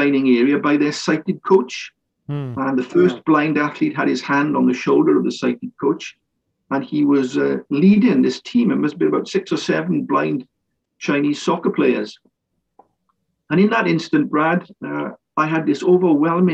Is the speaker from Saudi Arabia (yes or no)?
no; Wales, United Kingdom; I was born in Wales and grew up in Wales